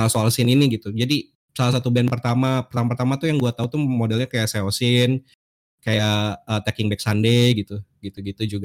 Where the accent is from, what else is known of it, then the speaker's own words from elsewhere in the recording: Bandung, West Java, Indonesia; pengalaman gue tuh ya gue gedenya di Bandung jadi SMA dari tahun 2000 2000 2006 lah 2005 2006 sampai 2008 tuh gue di Bandung